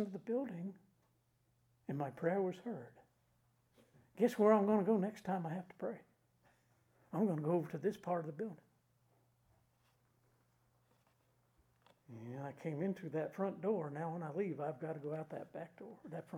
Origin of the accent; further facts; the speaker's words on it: United States; we're Americans